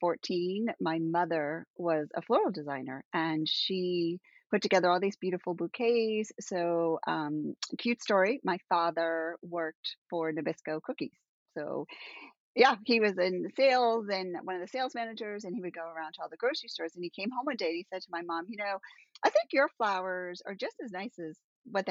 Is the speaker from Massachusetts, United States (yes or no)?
yes; Massachusetts, United States; I'm from Massachusetts